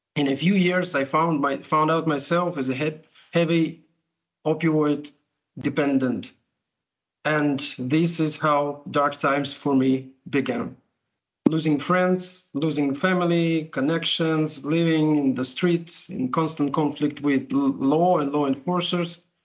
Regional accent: Ukraine; I'm from Ukraine

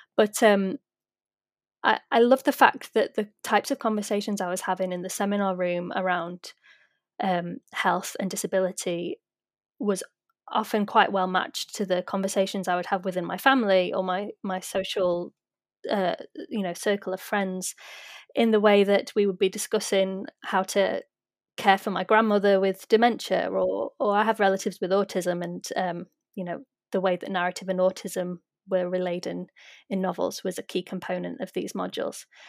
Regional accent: United Kingdom; as a British non Indigenous person

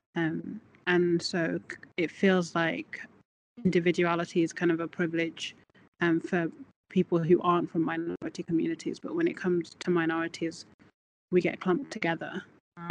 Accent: Birmingham, West Midlands, United Kingdom; now in Scotland, United Kingdom; I'm from Birmingham

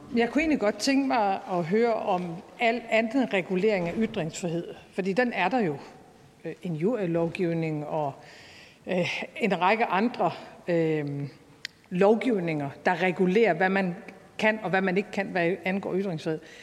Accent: North Jutland, North Denmark Region, Denmark; jeg må bare sige som nordjyde

